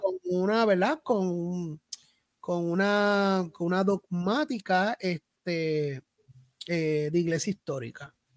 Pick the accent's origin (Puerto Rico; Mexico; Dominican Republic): Puerto Rico; Salinas; also born or lived in Ponce, Puerto Rico; now in Juncos, Puerto Rico; yo soy natural de Salinas, nací en Ponce